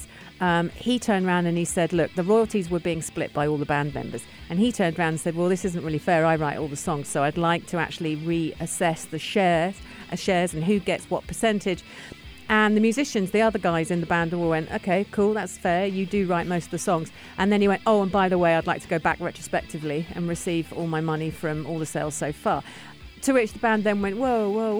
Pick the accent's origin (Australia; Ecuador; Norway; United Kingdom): United Kingdom; now in United Arab Emirates; reading this as a Brit